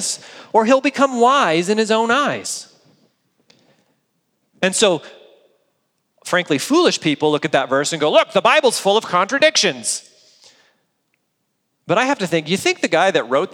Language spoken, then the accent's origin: English; United States; as American adults